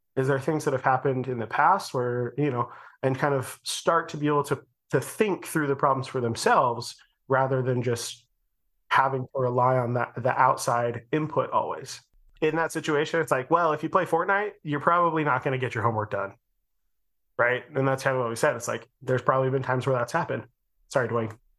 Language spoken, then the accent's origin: English; Utah, United States; we're from Utah and everyone lived around each other.